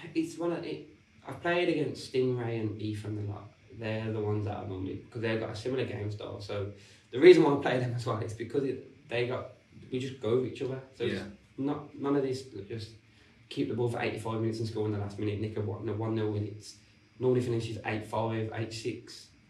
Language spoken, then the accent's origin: English; Birmingham, West Midlands, United Kingdom; Stourbridge, which is located in Birmingham, where it's obviously my hometown.